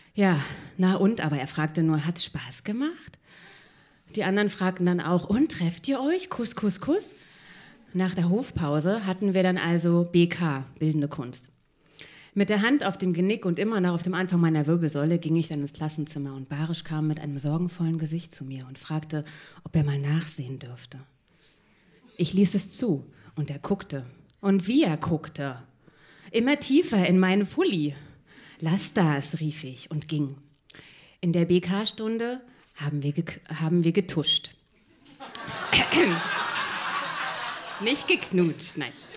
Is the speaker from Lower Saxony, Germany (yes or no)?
no; Berlin, Germany; ich bin halt in Kreuzberg aufgewachsen, hier genau um der Ecke